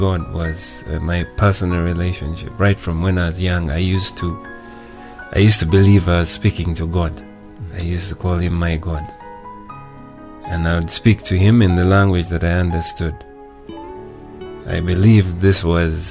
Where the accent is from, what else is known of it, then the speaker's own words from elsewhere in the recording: Uganda; also born or lived in India; I got a job, and I worked as an auditor with one of the firms in Kampala.